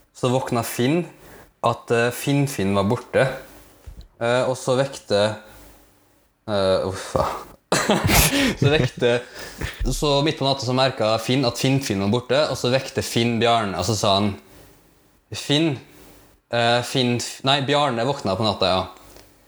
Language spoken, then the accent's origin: Norwegian; Molde, Møre og Romsdal, Norway; also born or lived in Philippines; jeg er da 27 år, fra Molde. Mm. Opprinnelig fra Filippinene. Så lang historie, lang historie kort, da, så ble jeg adoptert når jeg var tre år. Mm. Så da har jeg vokst opp eh, i, i Norge